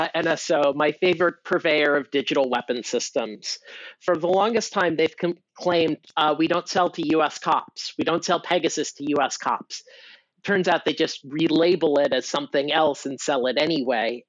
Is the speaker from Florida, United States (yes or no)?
no; California, United States; I'm from California